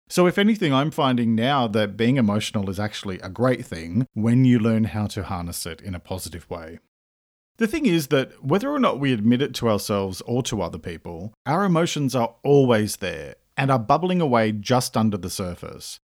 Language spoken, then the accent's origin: English; Australia; I'm an Australian writer